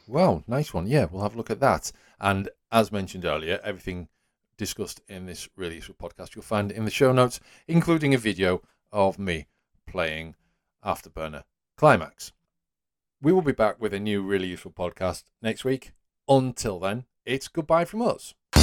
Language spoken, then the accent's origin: English; Whitby, Yorkshire and the Humber, United Kingdom; there was an original After Burner arcade machine, uh, in my hometown.